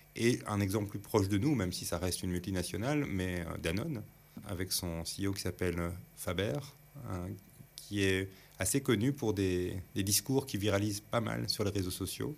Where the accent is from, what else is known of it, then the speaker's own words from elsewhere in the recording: Belgium; on est belge